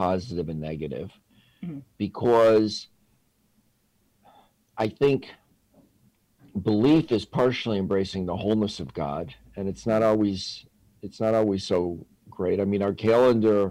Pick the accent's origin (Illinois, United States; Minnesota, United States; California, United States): Illinois, United States; Chicago; I grew up in East Rogers Park in New York, not the more famously Jewish West Rogers Park, but the working class area in Chicago